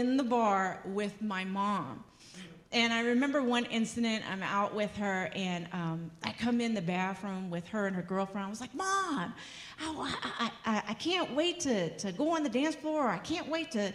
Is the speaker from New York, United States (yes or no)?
no; Los Angeles, California, United States; growing up in Los Angeles, the color of my skin, I was discriminated against